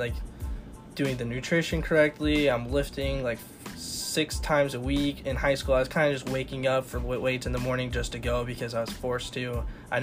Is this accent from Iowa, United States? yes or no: yes; Newell, Iowa, United States; I'm from Newell, Fonda, Iowa. It's kind of by Northwest Iowa over in Storm Lake area